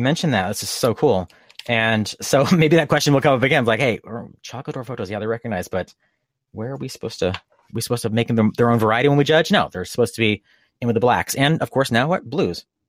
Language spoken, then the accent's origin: English; East Coast, United States; moved away; I grew up in the East Coast